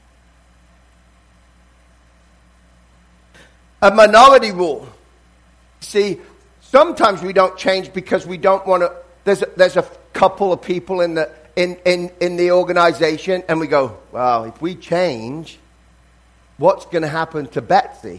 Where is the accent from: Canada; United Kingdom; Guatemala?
United Kingdom; England; now in United States; even though I'm English, I consider myself now I'm American because I've lived here longer than I lived in England